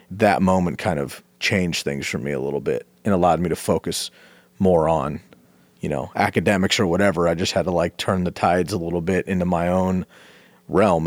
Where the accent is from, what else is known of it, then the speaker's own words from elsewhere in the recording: Bay Area, California, United States; moved away; I grew up in the Bay Area